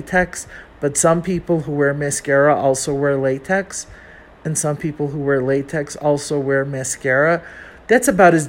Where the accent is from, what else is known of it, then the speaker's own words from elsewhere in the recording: Chicago, Illinois, United States; accent: Chicago; moved away as an adult; now in Mexico City, Mexico; I'm from Chicago